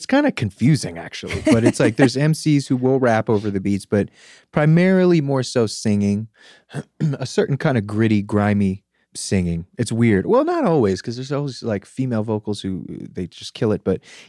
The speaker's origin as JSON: {"language": "English", "town": "Gaithersburg", "region": "Maryland", "country": "United States", "tie": "born or raised there", "said": "Gaithersburg, Maryland, which is a kind of like a suburb of Washington, D.C."}